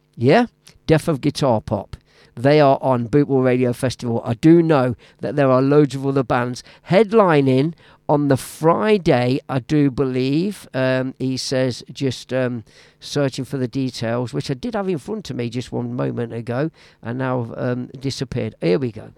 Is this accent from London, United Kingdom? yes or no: no; Leicester, East Midlands, United Kingdom; Now, Leicester City is my hometown. I was born and raised there, and I live just on the outskirts now.